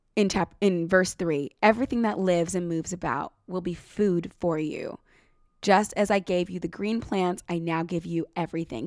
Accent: United States; I'm American

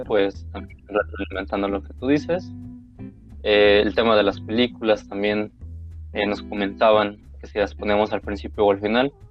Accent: Mexico; como mexicanos

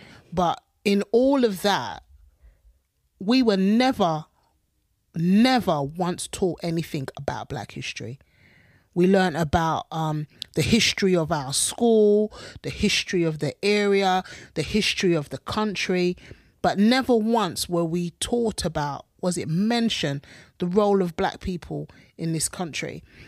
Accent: London, United Kingdom; now in South London, United Kingdom; We lived in East London. And for years, I wouldn't tell people I was from East London, especially when I'd moved to South London and my accent had changed just a little bit.

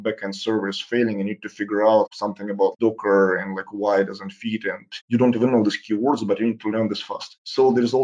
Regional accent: Saint Petersburg, Russia; moved away as an adult; also born or lived in Sunnyvale / San Francisco; I grew up in St. Petersburg city, that's probably one of the most gorgeous cities in the world.

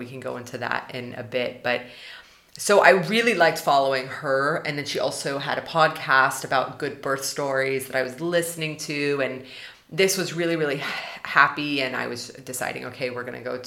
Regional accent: United States; now in Germany; if we stay in Germany as an American and my husband's Swedish

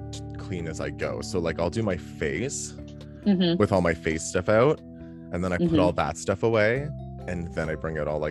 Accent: Canada; I'm Canadian.

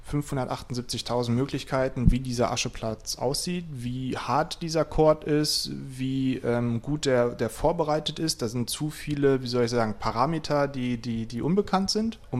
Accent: Lower Saxony, Germany; Ich komme aus Ostfriesland.

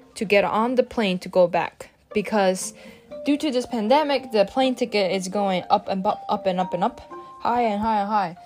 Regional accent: Japan; English is a second language; moved away as an adult; now in Pennsylvania, United States; I'm from Japan and I study in Pennsylvania

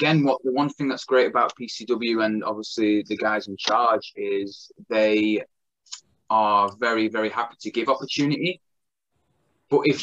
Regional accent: Blackpool, North West England, United Kingdom; it's my hometown, Blackpool Tower

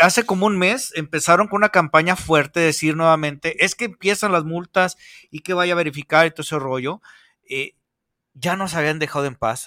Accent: Mexico; como buenos mexicanos

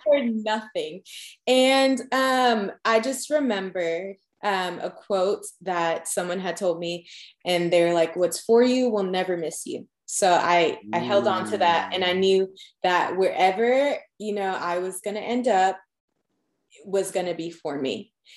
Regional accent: Long Island, New York, United States; moved away as an adult; also born or lived in Georgia; now in Tennessee, United States; I'm originally from Long Island, New York

